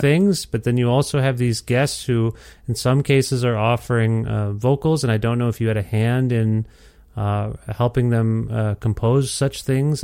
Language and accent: English; Alberta, Canada; born here and raised here